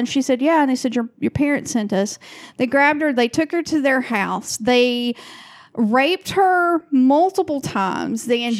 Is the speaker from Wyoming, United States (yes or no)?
no; Rome, Georgia, United States; moved away as an adult; now in Portland, United States; my hometown of Rome, Georgia.